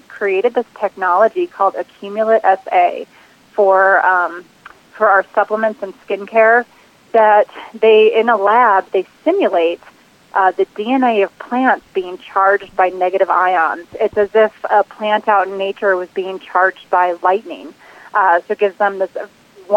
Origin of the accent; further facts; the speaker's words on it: New Jersey, United States; now in Boulder, Colorado, United States; I'm originally from New Jersey